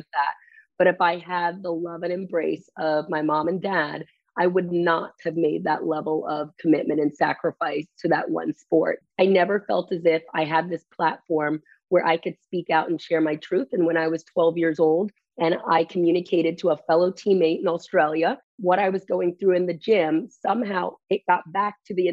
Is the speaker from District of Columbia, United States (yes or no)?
no; Maryland, United States; my hometown of Maryland